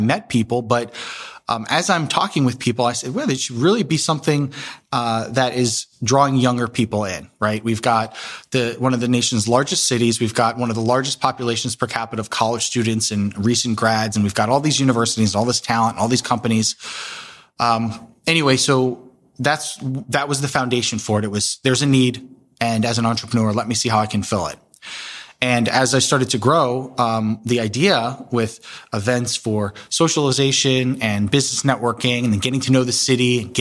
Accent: East Coast, United States; moved away as an adult; also born or lived in Washington, D.C.; now in Columbus, United States; I grew up in the East Coast and moved to D.C. for college

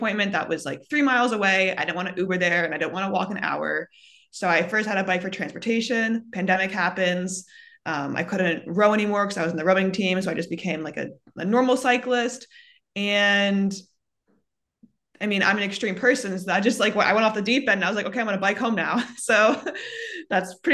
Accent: Baltimore, Maryland, United States; also born or lived in Atlanta; I was born and raised in Baltimore

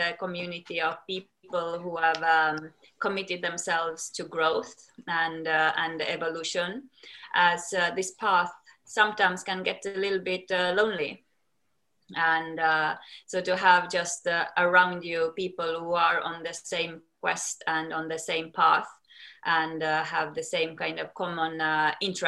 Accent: Estonia; moved away as an adult; also born or lived in United States; now in London, United Kingdom; Then I moved back to Estonia, my home country where I'm from

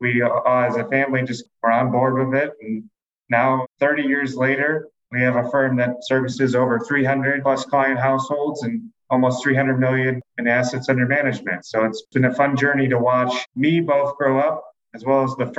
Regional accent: Hudson, Ohio, United States; moved away as an adult; now in Chicago, United States; I grew up in Hudson, Ohio on the east side of Cleveland

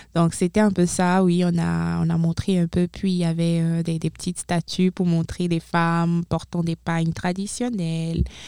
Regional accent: Benin; moved away as an adult; now in Moncton, Canada; Je suis originaire du Bénin 100%

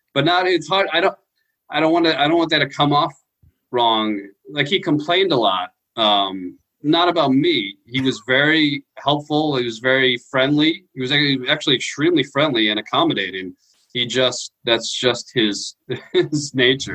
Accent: New York, United States; moved away as an adult; also born or lived in Queens / Long Island; now in Austin, United States; I grew up in New York.

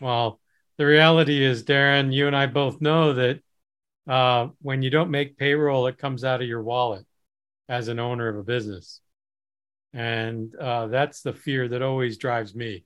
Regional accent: Midwest, United States; I grew up in the Midwest, which has a different culture than other parts of the country

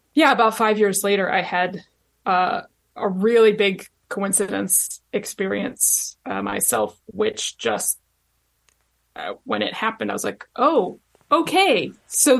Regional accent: Virginia, United States; I am from Virginia. I grew up there.

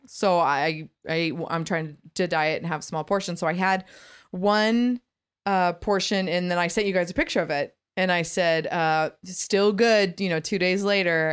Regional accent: United States; I'm so American

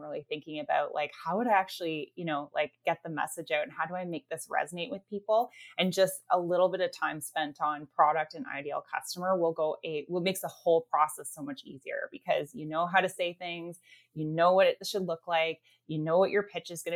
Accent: Canada; we are Canadian as well

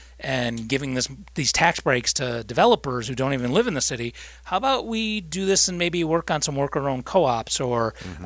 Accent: Rochester, New York, United States; I'm from Rochester

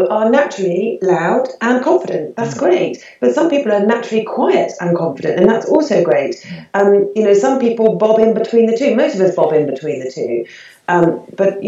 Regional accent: United Kingdom; I was born and bred in the UK.

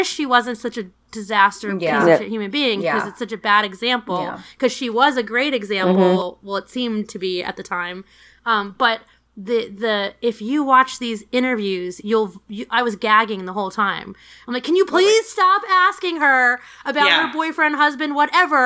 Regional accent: New York City, New York, United States; I grew up in New York City

